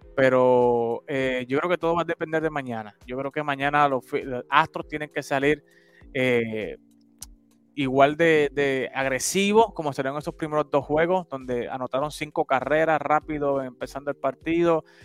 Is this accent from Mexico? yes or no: no; Puerto Rico; moved away; como buen puertorriqueño, aunque estamos en la diáspora